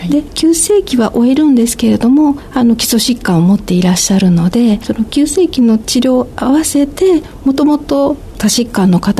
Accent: Ehime, Japan; moved away as an adult; now in Naruto, Japan; 私、愛媛県の出身なんですが、徳島大学の薬学部に入学しまして、で、ご縁があって、今は徳島県の鳴門市に在住しております。

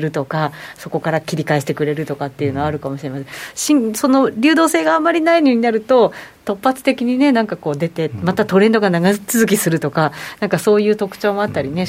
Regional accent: Shizuoka, Japan; 私あの静岡県出身で、うん、静岡

